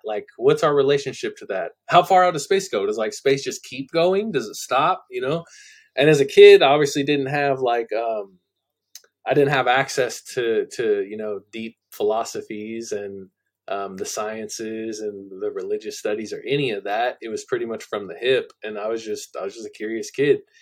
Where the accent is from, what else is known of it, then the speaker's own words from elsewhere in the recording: Central Valley of California, United States; moved away as an adult; also born or lived in San Jose, California; I was born in San Jose, California. I grew up in central in the Central Valley of California.